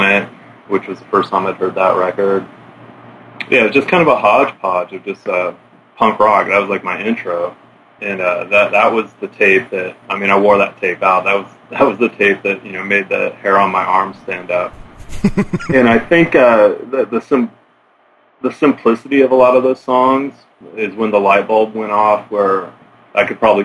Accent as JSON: {"language": "English", "area": "Olympic Peninsula", "region": "Washington", "country": "United States", "tie": "born or raised there", "also_born_or_lived": "Ouzinkie, Alaska", "said": "I grew up mostly on the Olympic Peninsula, which is a big peninsula to the west of Seattle and Puget Sound."}